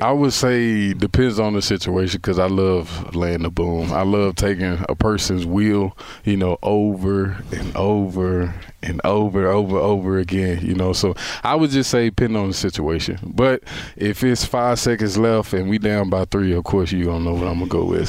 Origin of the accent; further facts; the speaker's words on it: Texas, United States; I'm from Texas